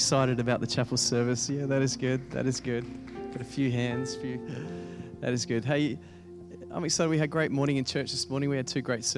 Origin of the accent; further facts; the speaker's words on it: England, United Kingdom; I'm an Englishman in an Englishman's body, I think. So that's why they got me to speak here, because I'm very sensitive, I got told, and very, very English.